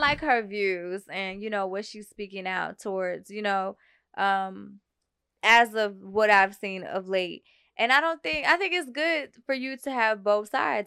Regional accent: Brazil; moved away; we're Latino. Yeah, I'm from South America.

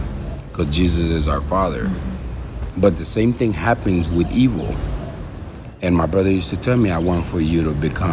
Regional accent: Houston, Texas, United States; now in Honduras; I was born in Honduras, but I was raised in Houston.

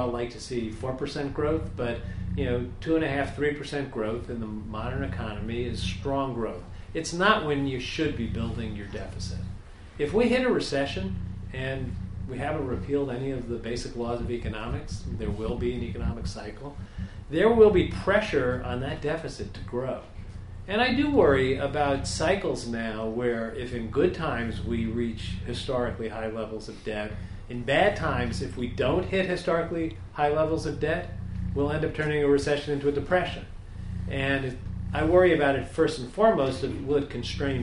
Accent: New York City, New York, United States; I worked for Tip O'Neill, I'm from Queens

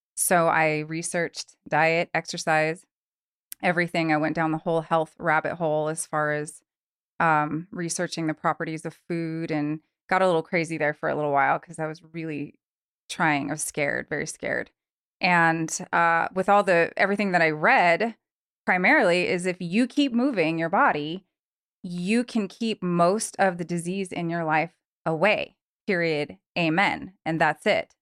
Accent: Long Beach, California, United States; also born or lived in Truckee, California; now in Reno, United States; I am actually from Southern California, born and raised in Long Beach, California

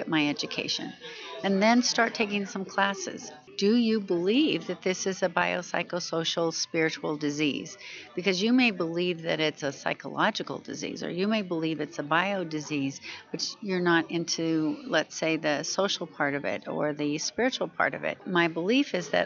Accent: Washington, United States; I'm from Washington State, and I'm in Washington, D.C., unfortunately, most of the time

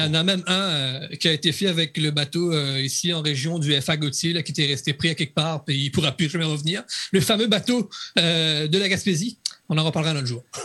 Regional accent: Réunion; je suis un réunionnais

